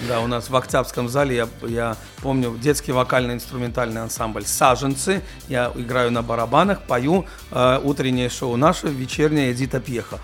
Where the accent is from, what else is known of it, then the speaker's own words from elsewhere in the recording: Germany; Russian is a second language; moved away as an adult; also born or lived in Georgia; now in Russia; я рос в Германии, до этого в Грузии